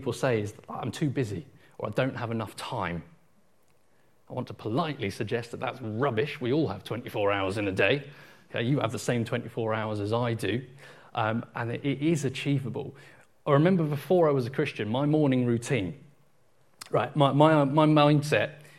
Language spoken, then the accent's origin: English; Portsmouth, South East England, United Kingdom; moved away; someone who grew up and was born and raised in Portsmouth